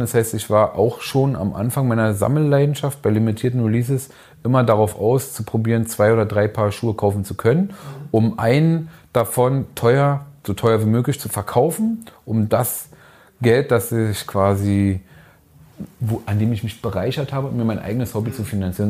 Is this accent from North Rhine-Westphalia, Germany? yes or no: no; Berlin, Germany; ich bin in Hunschenhausen geboren, groß geworden